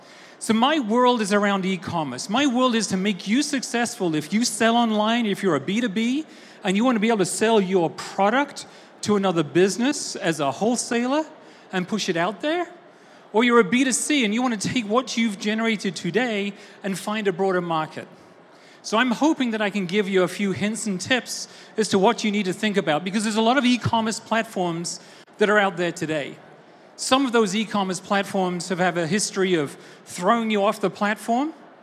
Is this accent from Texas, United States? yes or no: yes; Austin, Texas, United States; I, as you can tell from my boots, are from Austin, Texas. You may not tell that from my accent, but I am from Austin, Texas.